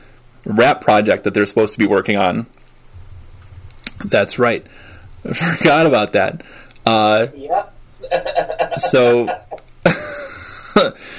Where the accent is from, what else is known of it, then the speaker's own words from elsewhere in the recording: Canton, Michigan, United States; the Plymouth Canton educational system where I grew up in Southeast Michigan